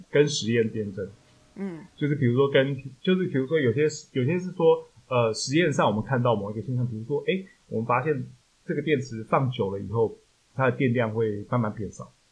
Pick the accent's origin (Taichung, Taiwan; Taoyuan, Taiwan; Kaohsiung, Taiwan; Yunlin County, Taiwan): Taichung, Taiwan; 因为我台中人